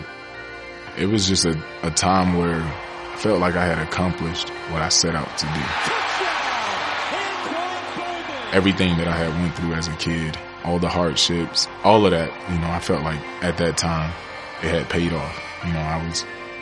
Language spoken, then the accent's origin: English; Pahokee, Florida, United States; my hometown, Pahokee, Florida.